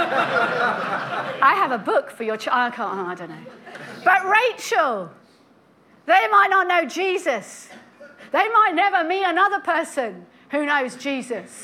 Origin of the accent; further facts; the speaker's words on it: United Kingdom; we're British